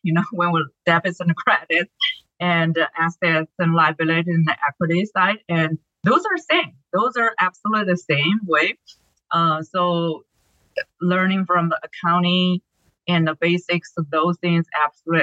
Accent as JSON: {"language": "English", "country": "China", "tie": "born or raised there", "second_language": "English", "moved": "as an adult", "lives_now": "United States", "said": "I am born and raised in China"}